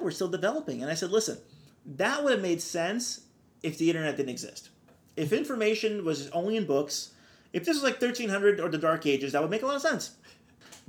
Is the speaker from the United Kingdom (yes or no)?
no; Brazil; now in Orange County, California, United States; I grew up with people thinking I lived in a hut because I'm from Brazil